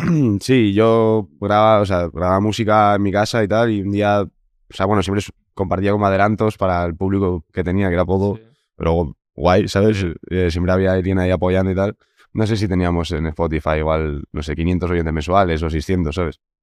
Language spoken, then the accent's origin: Spanish; Segovia, Castile and León, Spain; Somos de Segovia y al final nos conocemos mm. todos de toda la vida allí